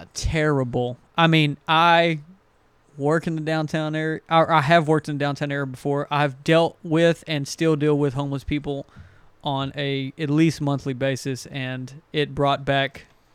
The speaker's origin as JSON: {"language": "English", "region": "East Texas", "country": "United States", "said": "You know, we're from East Texas"}